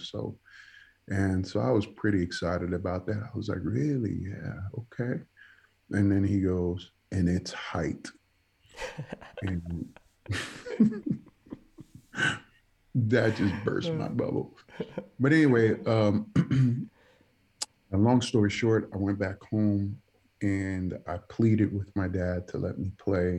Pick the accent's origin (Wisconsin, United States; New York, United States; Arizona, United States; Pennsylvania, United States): New York, United States; New York City; first language Spanish; English is a second language; moved away as an adult; also born or lived in Dominican Republic / Stockton; now in Indianapolis, United States; I grew up in the Bronx, grew up in the South Bronx.